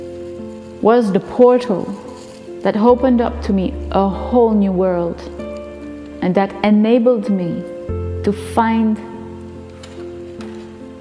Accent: Notre-Dame-des-Érables, New Brunswick, Canada; now in Saint-Quentin, Canada; I was born in Notre-Dame-des-Érables, which is a very small French, Acadian French village in northern New Brunswick, Canada. And now I live in Saint-Quentin, in the west part of New Brunswick, Canada. I grew up in a Catholic home on a farm

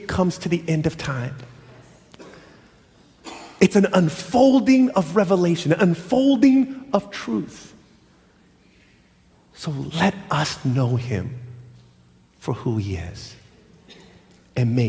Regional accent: Loma Linda, California, United States; I grew up in Loma Linda

